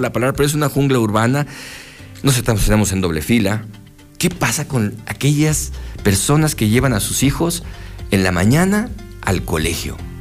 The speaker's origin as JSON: {"language": "Spanish", "country": "Mexico", "said": "como mexicanos, ¿Cómo somos los mexicanos?"}